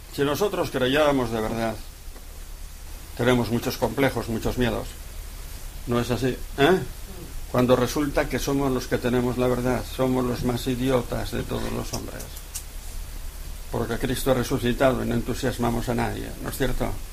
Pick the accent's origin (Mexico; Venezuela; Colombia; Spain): Spain; 60 km from Pamplona, Navarre; mi pueblo, donde cogemos el autobús para ir a Pamplona